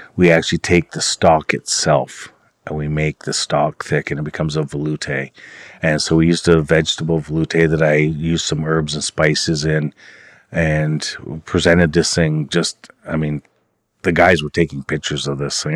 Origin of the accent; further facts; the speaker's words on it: Oneida, Ontario, Canada; now in Six Nations of the Grand River, Canada; I'm from Oneida. I live at Six Nations, uh, of the Grand River Territory with my wife.